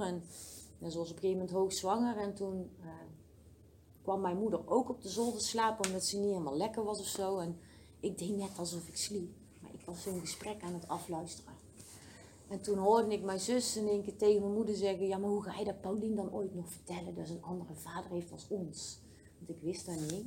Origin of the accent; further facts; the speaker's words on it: Oss, North Brabant, Netherlands; also born or lived in Den Bosch; ik ben in Den Bosch geboren